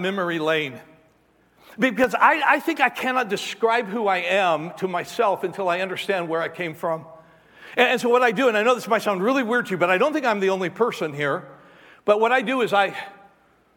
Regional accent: Albuquerque, New Mexico, United States; moved away; I go back home to Albuquerque. I grew up in Albuquerque.

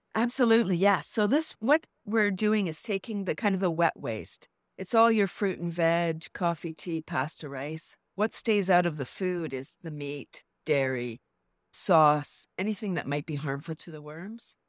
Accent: Toronto, Ontario, Canada; Born in Toronto and Yeah, so I'm from the large city

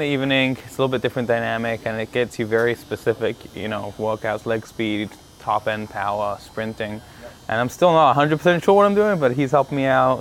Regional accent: London, United Kingdom; now in Miami, United States; I grew up playing soccer. I'm from London originally, England

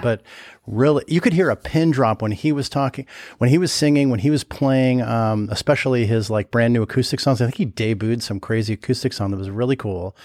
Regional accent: Southern California, United States; now in Chicago, United States; I grew up in Southern California, so I'm, like, at heart, I'm a warm weather person

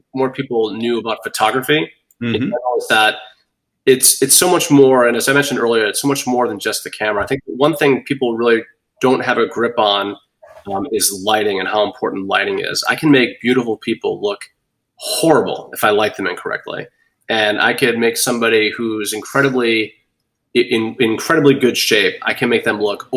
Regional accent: Boston, Massachusetts, United States; now in Bonita Springs, United States; I'm from Boston

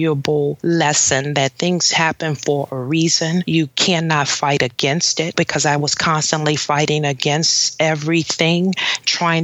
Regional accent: New Orleans, Louisiana, United States; I was in New Orleans, my hometown

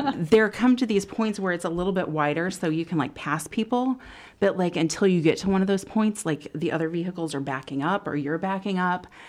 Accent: Danville, United States; born and raised in Danville

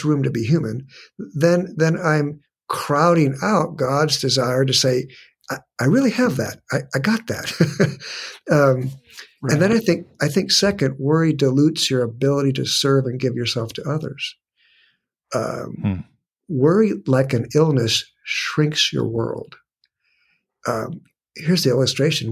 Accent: San Diego, California, United States; I was born and raised in San Diego

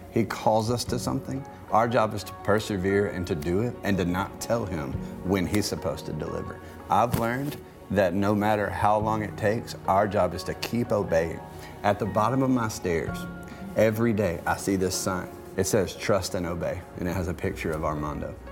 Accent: Montgomery, Alabama, United States; But most of all, we're just normal people from right here in the river region, born and raised in Montgomery, Alabama.

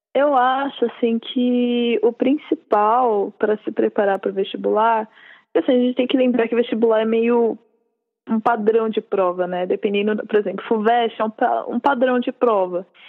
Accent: São Bernardo do Campo, São Paulo, Brazil; moved away as an adult; now in São Paulo, Brazil; eu sou de São Bernardo

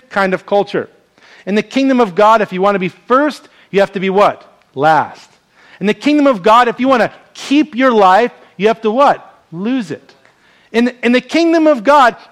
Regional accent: New York, United States; moved away as an adult; now in Hawaii, United States; a New York native

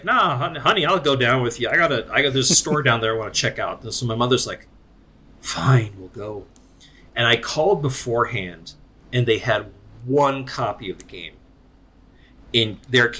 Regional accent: Scranton, Pennsylvania, United States; I was born and raised in Scranton

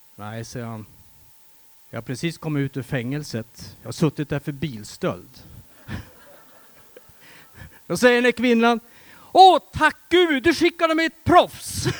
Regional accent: Västerbotten County, Sweden; Jag kommer från Västerbotten och i mina hemtrakter runt omkring där

